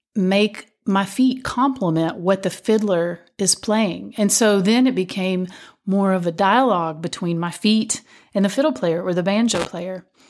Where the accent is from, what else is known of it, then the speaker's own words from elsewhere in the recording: Whitesburg, Kentucky, United States; When I was growing up, there was a lot of dance, uh, still going on in my hometown of Whitesburg, Kentucky.